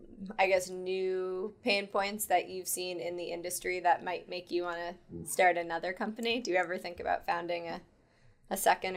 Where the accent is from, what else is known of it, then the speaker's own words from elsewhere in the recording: Longmeadow, Massachusetts, United States; I'm from Long Meadow, which is right next to Springfield.